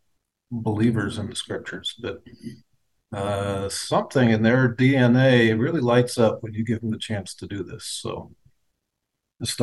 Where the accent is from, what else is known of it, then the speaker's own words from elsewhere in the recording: United States; moved away as an adult; also born or lived in Colorado / Upstate New York; now in Jerusalem, Israel; I grew up initially in Colorado and later upstate New York